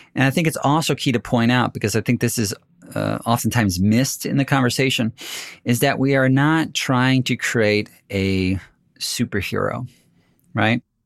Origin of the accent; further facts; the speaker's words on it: United States; as an American